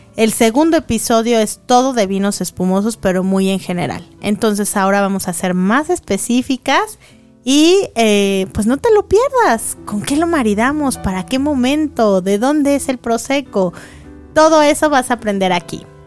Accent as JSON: {"language": "Spanish", "country": "Mexico", "said": "como buenos mexicanos"}